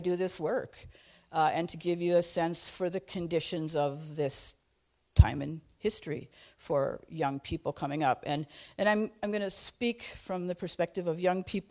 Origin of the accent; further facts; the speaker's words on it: Duluth, Minnesota, United States; I'm from the Chester Creek Watershed in the East Hillside of Duluth